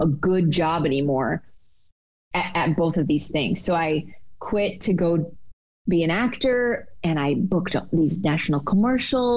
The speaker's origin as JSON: {"language": "English", "region": "Michigan", "country": "United States", "also_born_or_lived": "New York City", "moved": "as an adult", "said": "I'm from Michigan originally, went to school in Detroit, and then went to New York City after I graduated"}